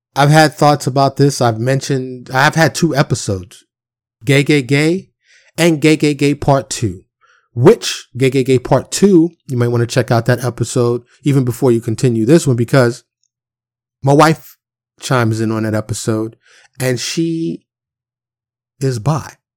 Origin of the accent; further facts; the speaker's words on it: New York City, New York, United States; I'm from Harlem in the Bronx, born and raised